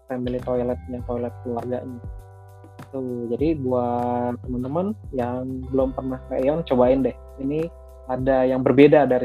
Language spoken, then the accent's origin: Indonesian; Kelapa Dua, Indonesia; karena saya orang Kelapa Dua ya nih uh, mall ini adanya di Kelapa Dua